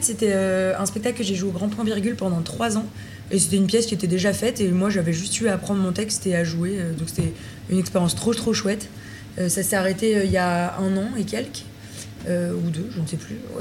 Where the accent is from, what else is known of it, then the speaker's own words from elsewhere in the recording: Villeurbanne, Auvergne-Rhône-Alpes, France; also born or lived in Lyon; je suis née à Lyon. Mhm. J'ai grandi à Villeurbanne dans une, euh, dans une petite cité.